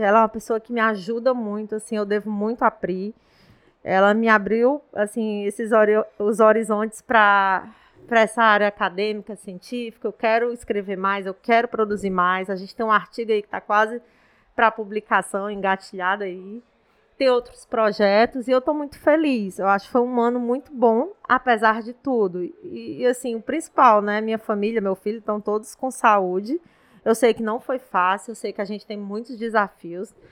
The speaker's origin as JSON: {"language": "Portuguese", "region": "Ceará", "country": "Brazil", "also_born_or_lived": "Brasília", "said": "eu sou cearense, sou nordestina, é, moro aqui no, em Fortaleza atualmente"}